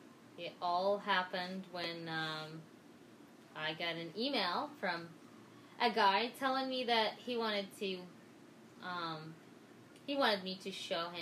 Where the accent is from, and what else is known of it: Morocco